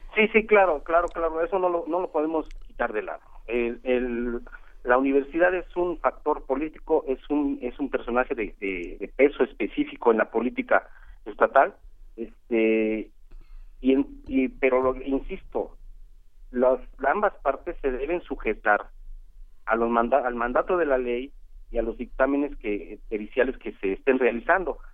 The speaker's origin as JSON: {"language": "Spanish", "region": "Morelos", "country": "Mexico", "said": "conozco la historia de Morelos, soy de Morelos"}